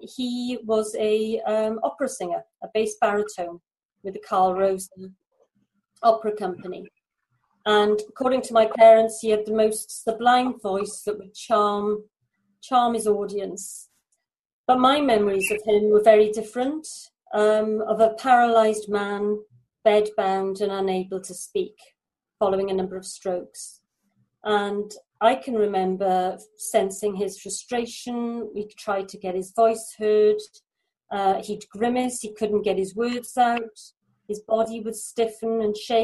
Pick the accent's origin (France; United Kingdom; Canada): United Kingdom; Mumbles, Wales; I'm from South Wales in the UK. I'm from a little place called Mumbles.